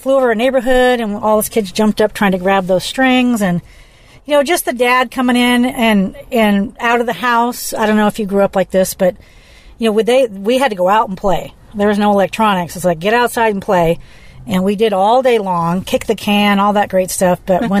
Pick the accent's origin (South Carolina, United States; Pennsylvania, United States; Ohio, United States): South Carolina, United States; Beaufort; born there; also born or lived in Cherry Point, North Carolina; I was born in Beaufort, South Carolina. I remember doing kindergarten age in Cherry Point, North Carolina.